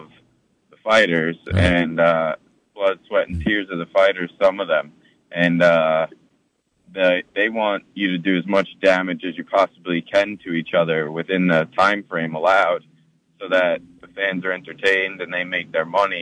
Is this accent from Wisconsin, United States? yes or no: no; Islip, New York, United States; also born or lived in Rockville Centre, New York; I grew up in Islip in Suffolk County, New York.